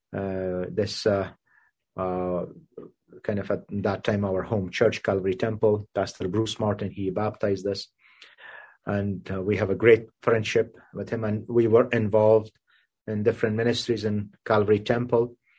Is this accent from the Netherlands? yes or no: no; Kabul, Afghanistan; now in Canada; I was uh, born and raised in Kabul, Afghanistan.